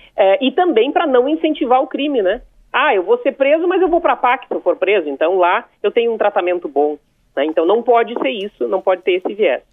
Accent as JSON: {"language": "Portuguese", "town": "São Lourenço do Sul", "region": "Rio Grande do Sul", "country": "Brazil", "tie": "born or raised there", "said": "A minha cidade tem 45 mil habitantes, São Lourenço do Sul, minha cidade natal"}